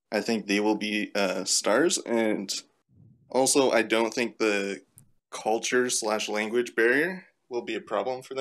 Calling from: North Bay, Ontario, Canada; Um, near North Bay, Ontario, Canada.

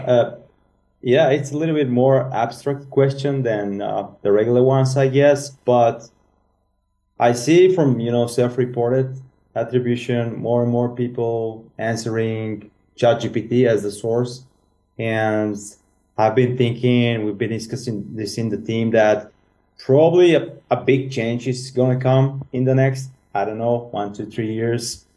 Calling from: Sofia, Sofia City, Bulgaria; I'm calling from Sofia, Bulgaria

